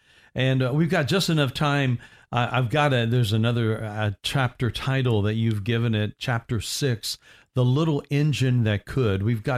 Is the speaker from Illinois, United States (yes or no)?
no; Indiana, United States; I was told all my life I was going to be 6'3", and I'm from Indiana, and I'm a basketball lover.